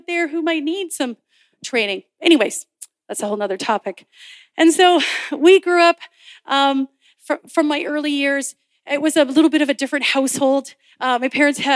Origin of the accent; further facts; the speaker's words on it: Nelson, British Columbia, Canada; also born or lived in Victoria, British Columbia; now in Sooke, Canada; I grew up in Nelson. However, I lived on the outskirts of Nelson, so out in the countryside in a place called Blewett